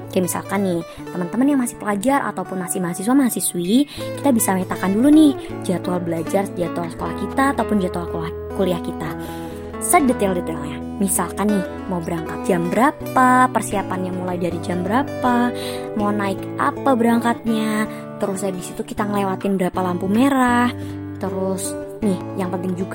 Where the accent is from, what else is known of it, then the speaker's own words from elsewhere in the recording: Yogyakarta, Special Region of Yogyakarta, Indonesia; Aku orang Jogja, terus nenek kita orang Jakarta nih.